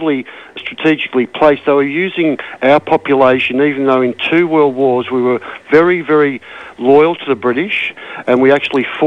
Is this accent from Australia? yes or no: yes; Australia; the main population of my people, the Australians on the eastern side